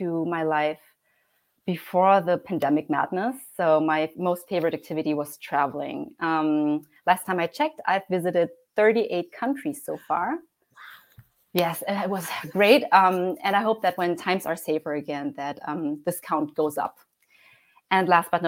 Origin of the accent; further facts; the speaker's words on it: Germany; also born or lived in Heidelberg, Germany; I was born and raised in Germany, and I currently live in a lovely city called Heidelberg